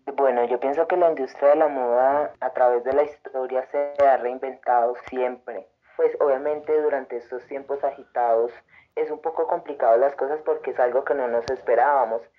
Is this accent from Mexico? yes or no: no; Antioquia, Colombia; now in Tunja, Colombia; Soy de de Antioquia, pero eh, ya hace muchos años vivo acá en Tunja